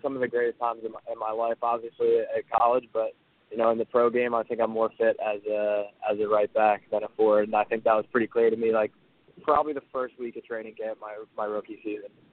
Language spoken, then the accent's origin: English; Philadelphia, Pennsylvania, United States; also born or lived in Ottawa; I'm from Philly, so I was it was a chance to move back to Philly